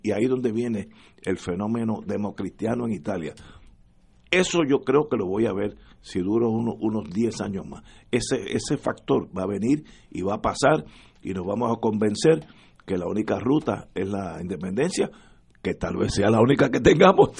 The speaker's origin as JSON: {"language": "Spanish", "country": "Puerto Rico", "said": "yo soy de Puerto Riqueño"}